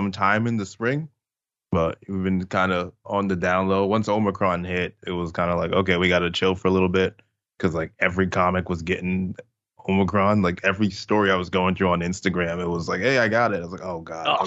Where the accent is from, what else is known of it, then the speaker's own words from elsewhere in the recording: New York City, New York, United States; I grew up in Brooklyn, still live in Brooklyn